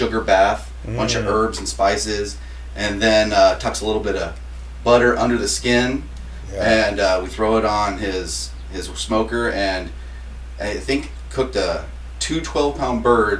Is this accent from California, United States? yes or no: yes; Ridgecrest, California, United States; also born or lived in Washington; Grew up, went played high school ball out in Ridgecrest for Burroughs High School.